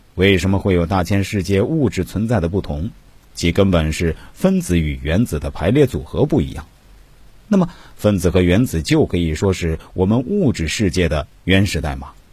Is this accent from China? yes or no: yes; China; 我们中国人